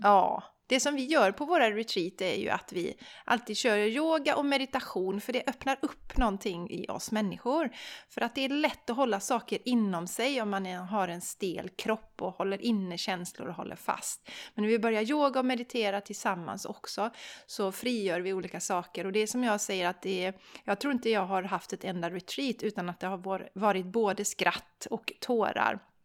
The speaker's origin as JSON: {"language": "Swedish", "country": "Sweden", "said": "som svensk, för vi svenskar"}